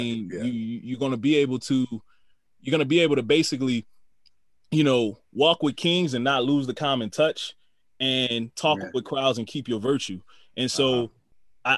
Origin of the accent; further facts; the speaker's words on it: New Orleans, Louisiana, United States; moved away; also born or lived in Houston; we grew up in New Orleans.